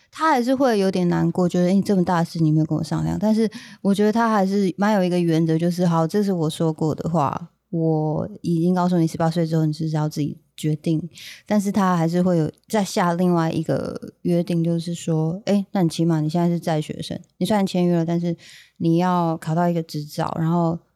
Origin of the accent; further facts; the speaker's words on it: Kaohsiung, Taiwan; also born or lived in Taitung; 因为我们以前小时候算是在高雄长大这样